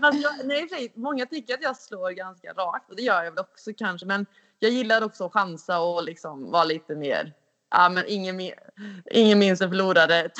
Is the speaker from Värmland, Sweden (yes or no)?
yes; Karlstad, Värmland, Sweden; moved away; jag är ju hemma i Karlstad